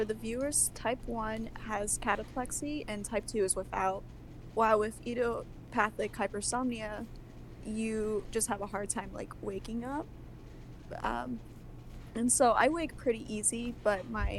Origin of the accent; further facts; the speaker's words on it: United States; I'm from the United States